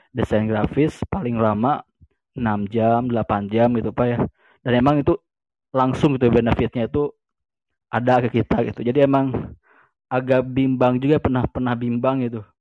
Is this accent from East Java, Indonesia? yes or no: no; West Java, Indonesia; saya orang Sunda, saya orang Sunda.